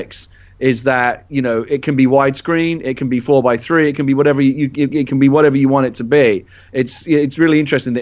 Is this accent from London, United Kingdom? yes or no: yes; London, United Kingdom; moved away; I'm originally from London